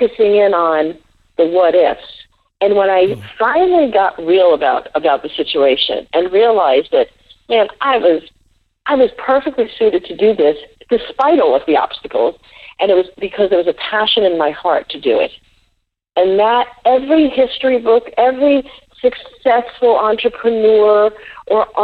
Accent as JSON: {"language": "English", "town": "New York City", "region": "New York", "country": "United States", "tie": "born or raised there", "said": "I grew up in the Bronx"}